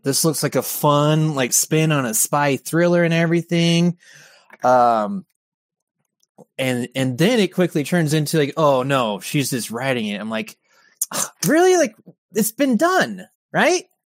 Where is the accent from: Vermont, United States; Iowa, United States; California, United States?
California, United States; Orange County; moved away; I'm from California